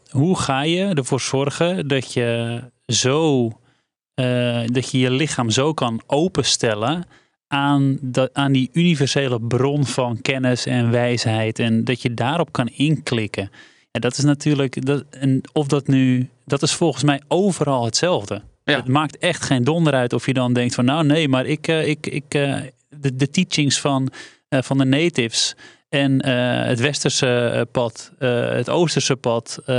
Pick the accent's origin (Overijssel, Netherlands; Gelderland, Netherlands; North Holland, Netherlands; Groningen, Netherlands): North Holland, Netherlands; West Friesland; wij komen uit West-Friesland.